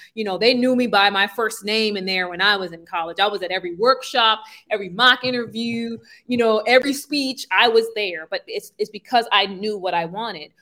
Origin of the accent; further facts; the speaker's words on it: New York City, New York, United States; moved away as an adult; now in Buenos Aires, Argentina; I'm from Brooklyn, New York. Uh, so Brownsville